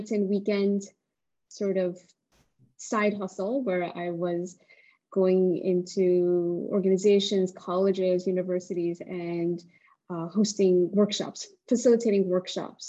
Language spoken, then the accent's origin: English; South Korea; moved away; I'm an immigrant, and I come from South Korea